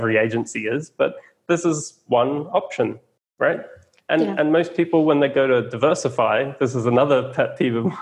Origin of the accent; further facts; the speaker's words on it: Australia; I'm an Aussie.